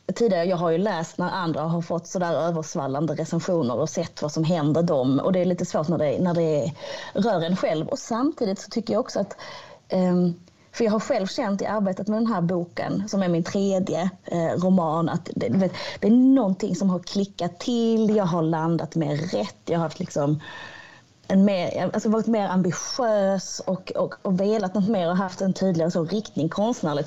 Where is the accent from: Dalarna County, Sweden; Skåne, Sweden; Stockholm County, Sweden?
Skåne, Sweden; Hör; platsen där jag växte upp, eh, platsen där jag kommer ifrån